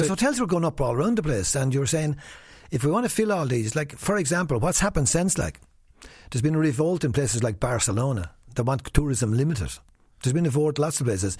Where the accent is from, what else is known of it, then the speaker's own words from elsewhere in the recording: Wexford, Leinster, Ireland; I'm from Wexford. I'm proud of where I come from